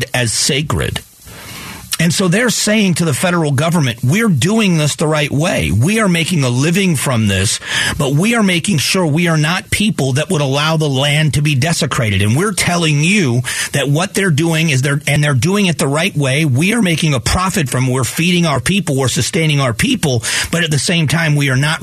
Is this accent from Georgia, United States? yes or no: no; Newbury, Ohio, United States; also born or lived in Cleveland, Ohio; now in Arizona, United States; I lived in farm, what used to be farm country, in northeast Ohio in Geauga County